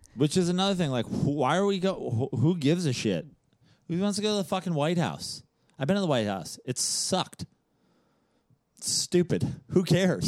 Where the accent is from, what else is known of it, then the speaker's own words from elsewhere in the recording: New York, United States; As a New Yorker